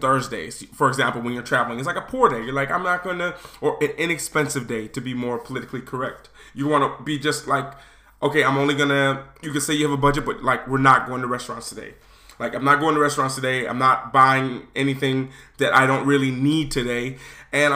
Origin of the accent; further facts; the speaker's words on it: United States; I'm American.